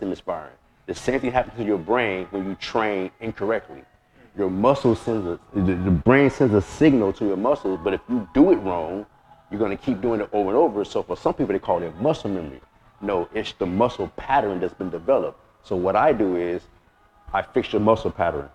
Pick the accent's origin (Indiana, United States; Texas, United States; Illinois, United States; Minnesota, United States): Illinois, United States; Chicago; moved away as an adult; now in California, United States; from Chicago, from the West Side. I'm from the Bricks